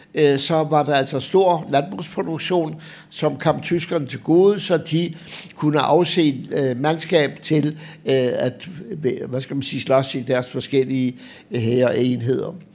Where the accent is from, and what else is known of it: Denmark